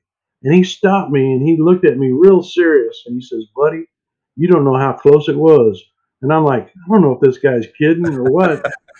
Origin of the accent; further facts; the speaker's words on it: Lawrence, Kansas, United States; now in Nashville, United States; my hometown in Lawrence, Kansas. And I knew that before I ever moved to Nashville